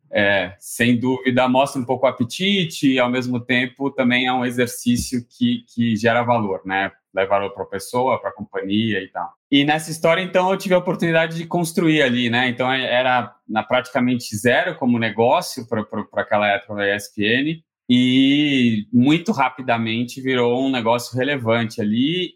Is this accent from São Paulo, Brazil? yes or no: yes; São Paulo, Brazil; also born or lived in Rio de Janeiro; Eu sou, né, carioca, apesar de não, não parecer. Sou criado aqui no, em São Paulo